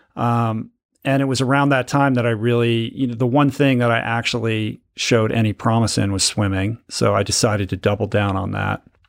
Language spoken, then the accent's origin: English; Washington, District of Columbia, United States; I grew up in Washington, D C, in the suburbs of Washington.